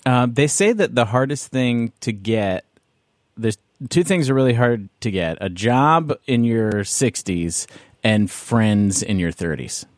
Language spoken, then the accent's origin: English; Canada